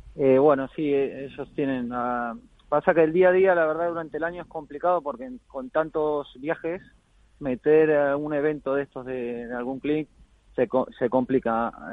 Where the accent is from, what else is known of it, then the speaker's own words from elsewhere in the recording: Argentina; now in Spain; me fui a Argentina, estuve ahí más de dos semanas, ahí de vuelta en la, tierra y las raíces y bien, bien con la familia